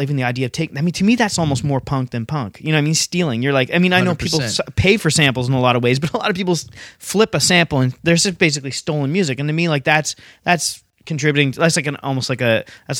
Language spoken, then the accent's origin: English; London, Ontario, Canada; moved away as an adult; also born or lived in Halifax, Nova Scotia; I grew up in London, like going to hardcore punk shows